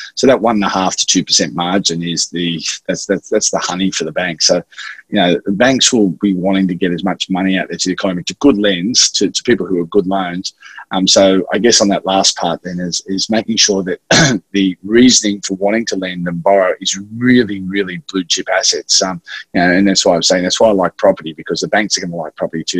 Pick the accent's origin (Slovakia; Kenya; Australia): Australia; Sydney, New South Wales; also born or lived in Wagga Wagga; I grew up in Maroubra uh, in Sydney